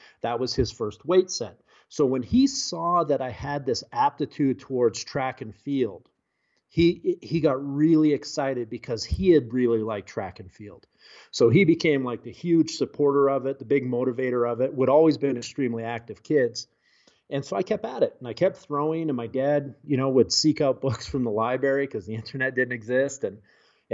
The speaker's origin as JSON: {"language": "English", "region": "Western British Columbia", "country": "Canada", "tie": "born or raised there", "moved": "as an adult", "said": "I grew up in Western British Columbia in the heart of the Rocky Mountains"}